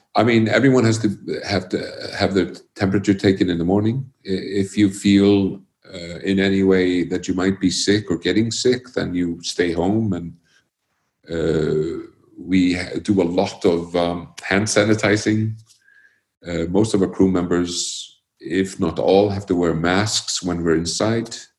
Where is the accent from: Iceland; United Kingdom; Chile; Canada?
Iceland; born or raised there; also born or lived in Connecticut, United States